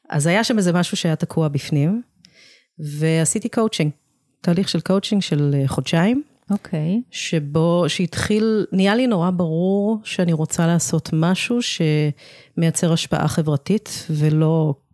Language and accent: Hebrew; Israel; also born or lived in England, United Kingdom; נולדתי באנגליה. Uh, ההורים שלי עשו עלייה כשהייתי ילדה קטנה. אני תמיד אומרת שזו הייתה בחירה שלהם, לא בחירה שלי.